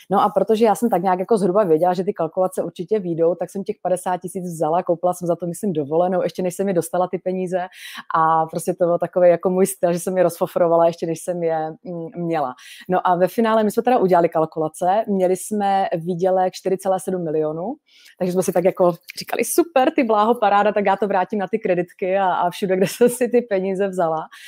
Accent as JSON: {"language": "Czech", "town": "Šumperk", "region": "Olomouc Region", "country": "Czechia", "tie": "born or raised there", "said": "jsem fakt chtěla být z toho šumperka, kde jsem se narodila"}